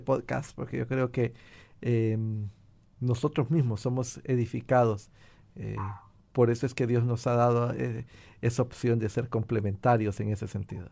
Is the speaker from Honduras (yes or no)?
yes; Honduras; now in United States; mi país natal, Honduras y también aquí en Estados Unidos